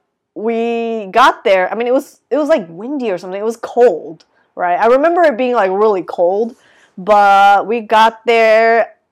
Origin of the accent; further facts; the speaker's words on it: Japan; moved away; I'm from Japan, but I've never really like set foot in Osaka.